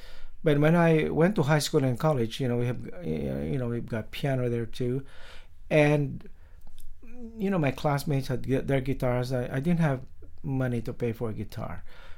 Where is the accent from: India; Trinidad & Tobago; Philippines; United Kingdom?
Philippines; In the Philippines, in the islands. So I've got that influence of, you know, the tropical mood and flavor.